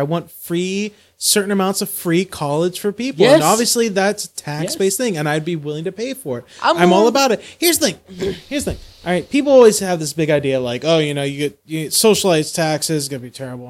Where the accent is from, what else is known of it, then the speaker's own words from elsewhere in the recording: United States; as an American